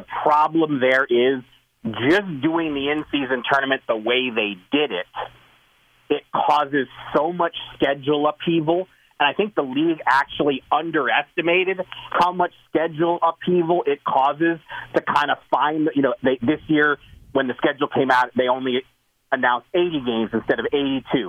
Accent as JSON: {"language": "English", "area": "Orange County", "region": "California", "country": "United States", "tie": "born or raised there", "said": "growing up in Orange County, California, which is not exactly an NBA hotbed"}